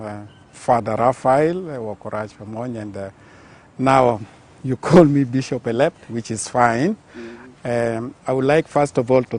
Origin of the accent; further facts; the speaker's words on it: Arua, Northern Region, Uganda; I was raised in Arua, born and raised in Arua.